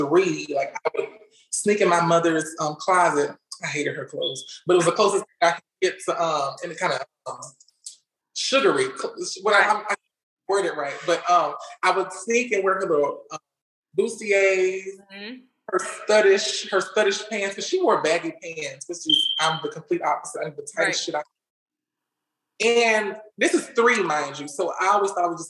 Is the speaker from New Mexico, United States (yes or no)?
no; Louisiana, United States; I'm just a normal old girl from good old Louisiana